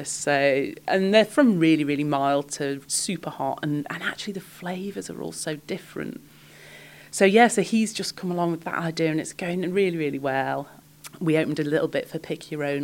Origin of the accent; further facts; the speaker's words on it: Isle of Man; also born or lived in Sheffield, United Kingdom; No, I was born in Sheffield, moved here as a child, and the difference in lifestyle between living in Sheffield and living in the Isle of Man